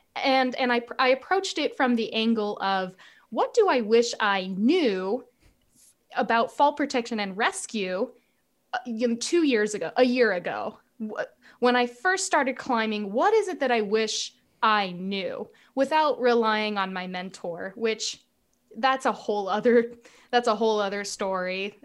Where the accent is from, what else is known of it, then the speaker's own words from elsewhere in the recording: Southern California, United States; I'm from Southern California and I took a job as a stagehand when I was a senior in high school